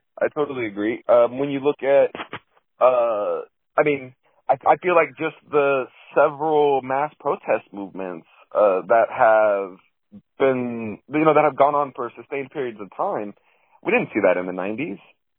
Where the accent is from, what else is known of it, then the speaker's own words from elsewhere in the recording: Dallas, Texas, United States; I'm from the Dallas area.